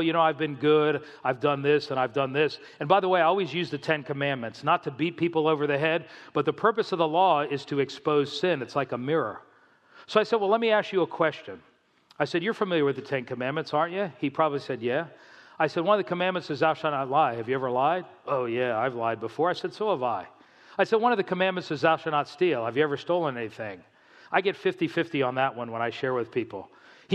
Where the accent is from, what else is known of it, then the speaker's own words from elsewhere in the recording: South Florida, United States; moved away; also born or lived in New Jersey; I grew up in South Florida